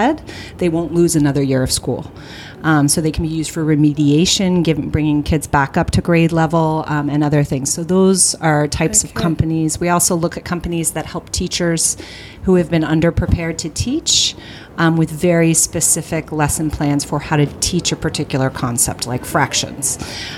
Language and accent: English; New York, United States; I'm from New York